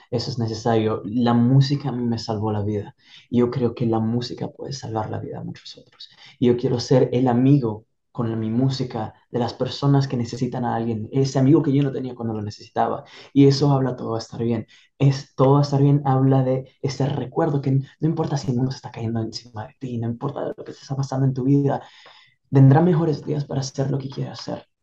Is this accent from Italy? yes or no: yes; Italy; Spanish is a second language; moved away as an adult; now in United States; Yo crecí y nací en Italia